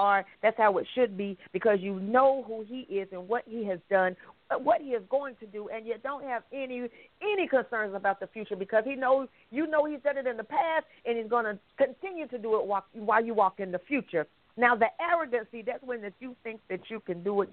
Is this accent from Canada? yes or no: no; Anderson, South Carolina, United States; I am from Anderson, South Carolina